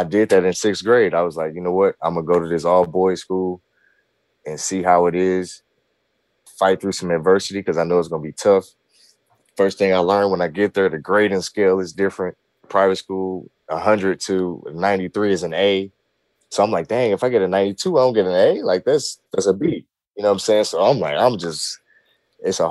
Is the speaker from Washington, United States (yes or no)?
no; Vinita Park, Missouri, United States; I grew up in Vernita Park, which is U City, Normandy District